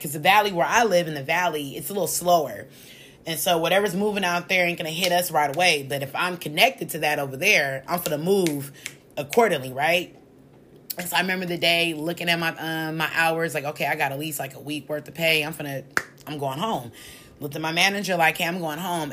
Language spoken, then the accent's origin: English; United States